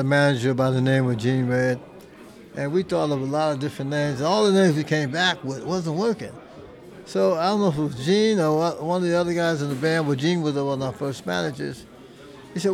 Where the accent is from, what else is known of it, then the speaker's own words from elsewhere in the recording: Jersey City, New Jersey, United States; also born or lived in Youngstown, Ohio; My brother and I, we're from Youngstown, Ohio. And our family, we moved to Jersey City in 1960.